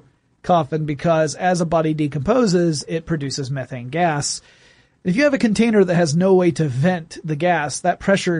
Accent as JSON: {"language": "English", "region": "small town in Georgia", "country": "United States", "tie": "born or raised there", "said": "the big one in my hometown, the Strickland Funeral Home"}